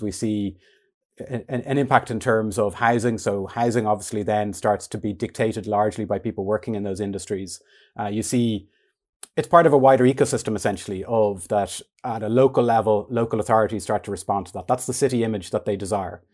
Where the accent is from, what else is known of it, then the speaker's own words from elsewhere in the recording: Dún Laoghaire, Leinster, Ireland; I grew up in Dunleary, um, in kind of the centre of the town